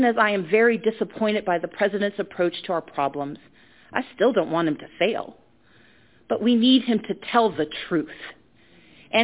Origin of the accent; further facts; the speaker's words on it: Georgia, United States; my home state